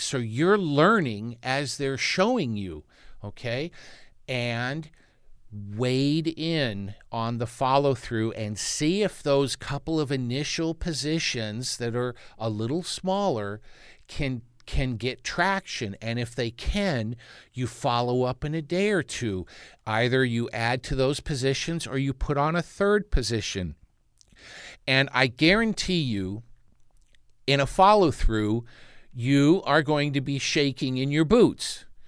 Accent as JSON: {"language": "English", "town": "Santa Monica", "region": "California", "country": "United States", "tie": "born or raised there", "said": "I, I grew up in Santa Monica, California, which is a neighbor to Malibu"}